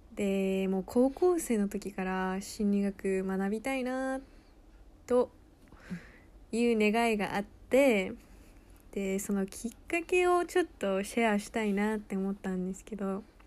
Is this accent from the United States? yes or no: yes; United States; moved away; アメリカで育った